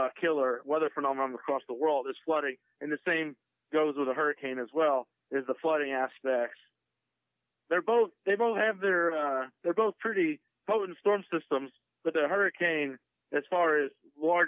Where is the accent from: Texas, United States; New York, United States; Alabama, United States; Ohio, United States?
Texas, United States; growing up in Texas